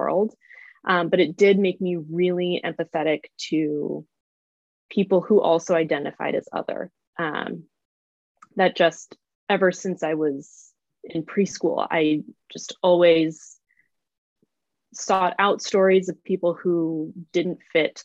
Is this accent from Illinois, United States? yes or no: yes; just outside of Chicago, Illinois, United States; I grew up just outside of Chicago